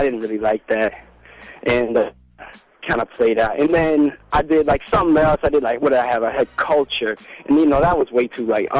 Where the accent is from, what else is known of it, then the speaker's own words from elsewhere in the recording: Louisville, Kentucky, United States; moved away as an adult; I'm from the Ville, and I know I've lived there my whole life